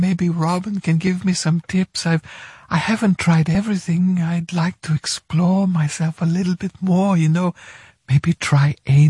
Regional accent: Germany; I'm from Germany.

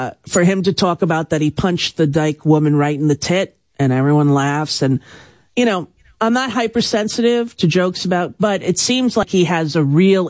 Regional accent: Long Island, New York, United States; growing up on Long Island

